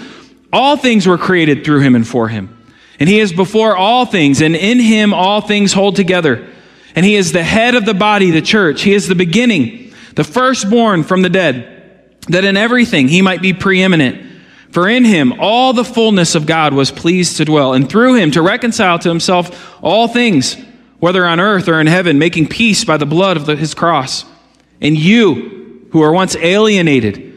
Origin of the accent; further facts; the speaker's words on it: United States; I love being American. I don't want to live anywhere else